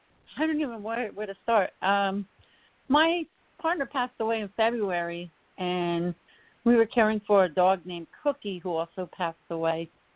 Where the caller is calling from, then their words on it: Chicago, Illinois, United States; I'm calling from Chicago.